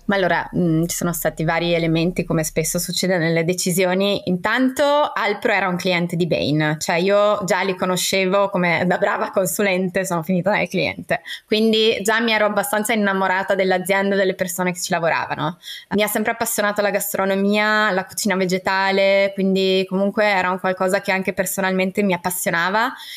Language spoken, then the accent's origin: Italian; Trentino-Alto Adige, Italy; moved away; also born or lived in Parma; io sono trentina, nata in mezzo alle montagne.